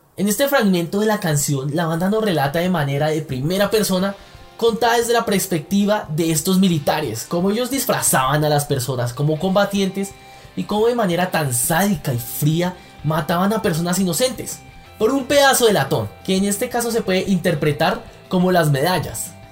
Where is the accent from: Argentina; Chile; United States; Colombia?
Colombia; como colombianos estamos cansados